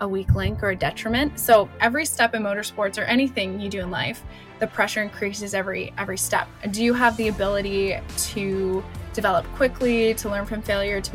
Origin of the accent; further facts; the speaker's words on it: Canada; I grew up in Canada